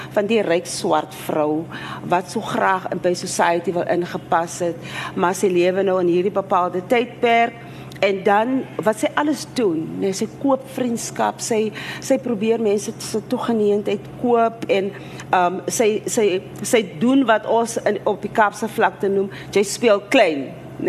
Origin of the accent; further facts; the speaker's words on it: South Africa; as Afrikaner vrou so, ek weet nie, ek woon in my uh deel van Suid-Afrika